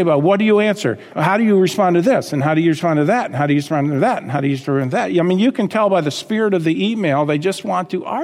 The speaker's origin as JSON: {"language": "English", "country": "United States", "said": "We were raised in America"}